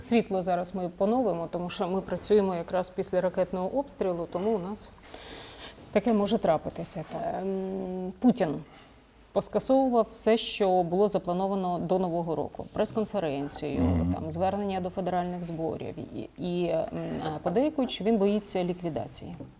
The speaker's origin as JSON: {"language": "Ukrainian", "region": "Zhytomyr Oblast", "country": "Ukraine", "moved": "yes", "said": "ми з вами земляки. Е, ми з Житомирщини"}